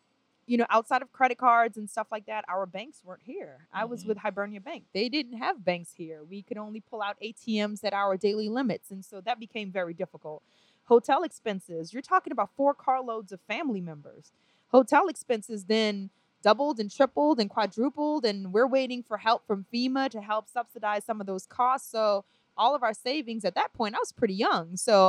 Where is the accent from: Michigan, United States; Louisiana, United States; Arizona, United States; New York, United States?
Louisiana, United States; New Orleans; moved away as an adult; also born or lived in Trinidad and Tobago; now in Atlanta, United States; We were just avid lovers of all types of music growing up in New Orleans.